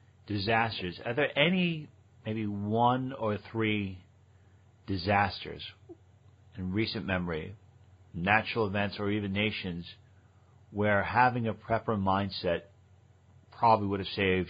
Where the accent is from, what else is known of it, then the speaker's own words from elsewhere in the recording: New York, United States; moved away; also born or lived in Connecticut; I was from New York and I was living in Connecticut at the time